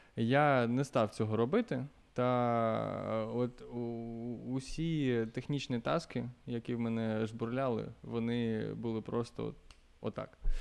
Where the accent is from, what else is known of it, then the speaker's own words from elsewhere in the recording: Luhansk, Luhansk Oblast, Ukraine; moved away as an adult; also born or lived in Kharkiv; я з Луганська